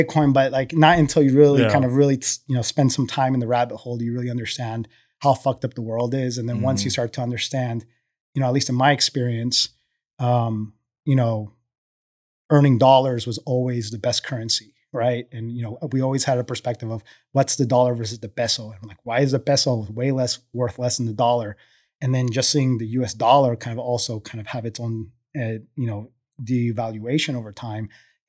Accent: Colombia; now in United States; So, you know, I'm originally from Colombia, second generation oil and gas.

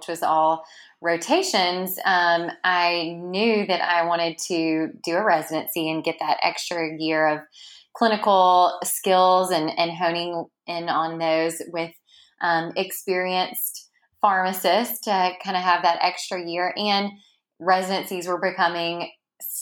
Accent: Mississippi, United States; I am from the Southeast. I grew up in Mississippi.

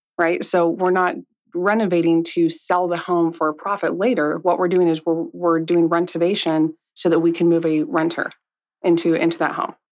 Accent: Monrovia, California, United States; I grew up in a very small town called Monrovia

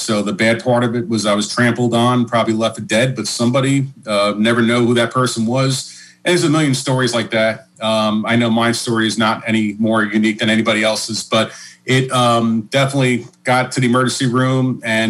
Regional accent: New York City, New York, United States; also born or lived in Long Island; I'm from Brooklyn, but I was living in Long Island at the time.

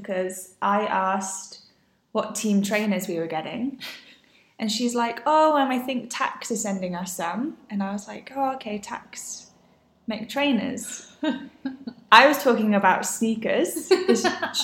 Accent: England, United Kingdom; moved away as an adult; now in Girona, Spain; I am from England, and I live in Girona

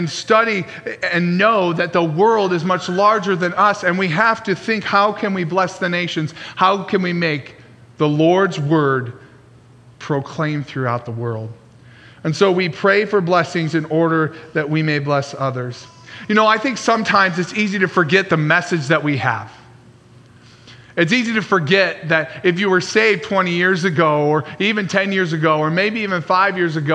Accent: Traverse City, Michigan, United States; growing up in Traverse City, Michigan, that was a pretty big, small little bubble

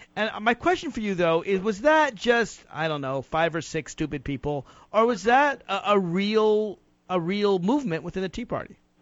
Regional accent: Virginia, United States; my home state of Virginia

